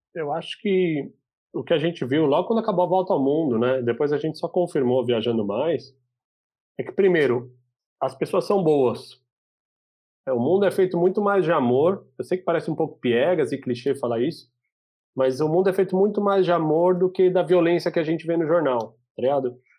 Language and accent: Portuguese; Brazil; eu não sou americano, meu, eu sou brasileiro